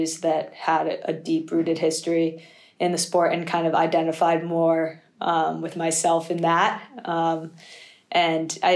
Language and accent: English; East Coast, United States; moved away as an adult; now in Manchester, United Kingdom; I grew up on the East Coast